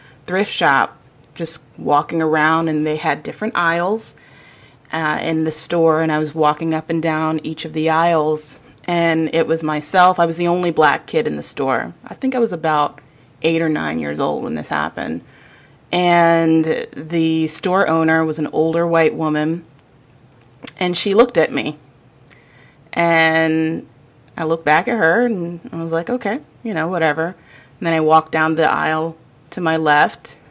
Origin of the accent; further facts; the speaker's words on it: Virginia Beach, Virginia, United States; also born or lived in Portsmouth, Virginia; I'm born and raised in Virginia, born in Portsmouth, raised in Virginia Beach